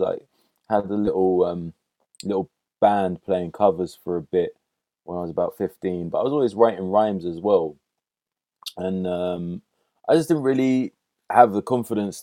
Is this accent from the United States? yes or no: no; London, United Kingdom; also born or lived in Hackney, London; I grew up initially in Kilburn on Wilson Lane, near the old cinema, the Odeon, and the cemetery, Paddington Cemetery. And then moved further up to Willesden, just off Willesden High Road. And I was there till I was about 20